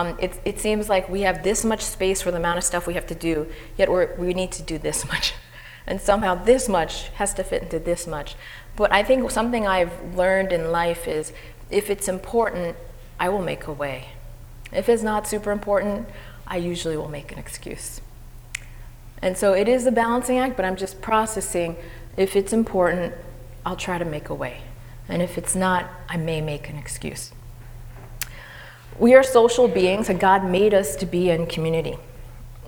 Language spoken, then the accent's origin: English; Madison, New Jersey, United States; I was born in Jersey City, and I went to PS 11, Martin Luther King Jr. School. And in second grade, I moved to Madison, New Jersey.